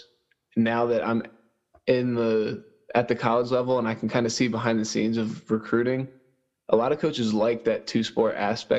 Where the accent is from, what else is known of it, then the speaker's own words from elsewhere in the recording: Perkiomen Valley, Pennsylvania, United States; I graduated from Perkiomen Valley in 2017.